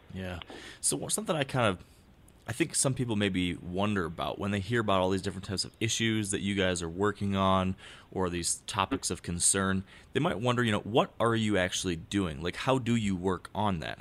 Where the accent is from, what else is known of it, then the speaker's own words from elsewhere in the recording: Michigan, United States; my home state